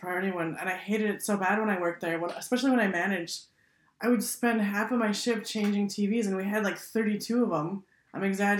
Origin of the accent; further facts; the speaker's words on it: Wisconsin, United States; now in Minnesota, United States; I'm from Wisconsin